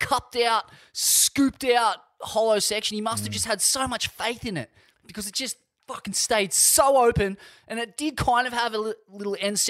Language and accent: English; Sydney, New South Wales, Australia; Growing up in Sydney